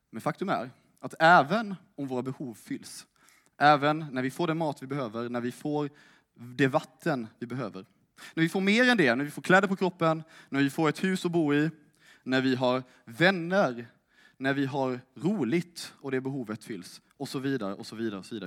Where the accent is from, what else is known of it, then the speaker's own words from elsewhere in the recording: Älmhult, Kronoberg County, Sweden; moved away as an adult; now in Lund, Sweden; jag kommer från Småland. Älmhult närmare bestämt